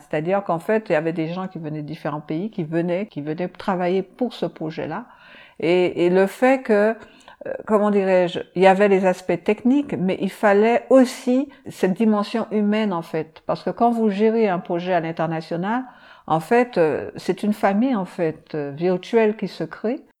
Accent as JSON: {"language": "French", "region": "Martinique", "country": "France", "said": "je viens de la Martinique"}